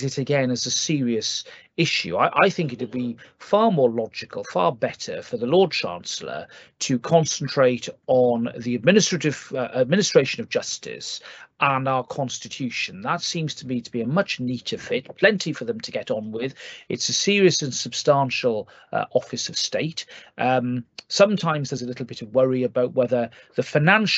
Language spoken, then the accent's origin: English; Wales, United Kingdom; as a Welshman